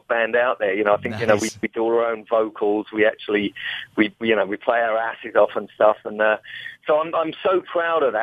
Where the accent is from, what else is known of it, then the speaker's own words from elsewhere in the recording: England, United Kingdom; I'm from England